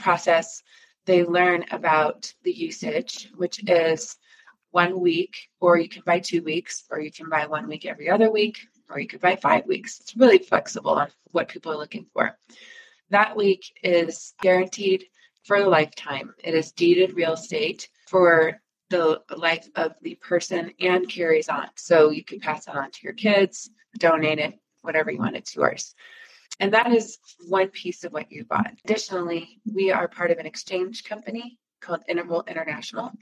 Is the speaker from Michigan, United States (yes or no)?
yes; Michigan, United States; moved away as an adult; also born or lived in Colorado; now in Breckenridge, United States; I grew up in Michigan